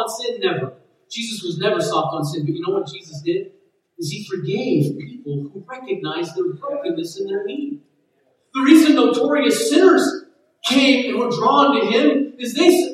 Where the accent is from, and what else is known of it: United States